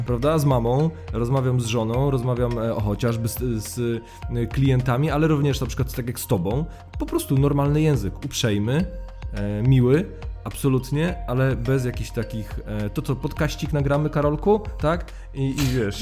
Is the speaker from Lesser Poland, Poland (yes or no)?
no; Warmian-Masurian Voivodeship, Poland; moved away as an adult; now in Warsaw, Poland; ja pochodzę z Mazur e, i u mnie jo było i jest.